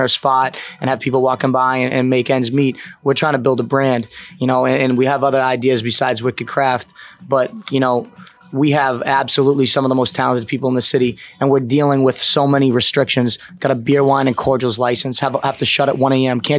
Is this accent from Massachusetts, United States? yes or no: yes; south of Boston, Massachusetts, United States; I'm not from Boston, but I'm from Massachusetts, and I grew up south of the city